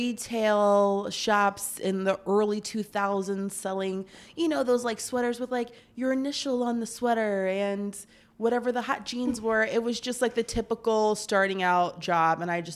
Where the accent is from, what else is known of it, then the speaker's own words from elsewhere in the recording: Tampa, Florida, United States; I grew up in Tampa, Florida.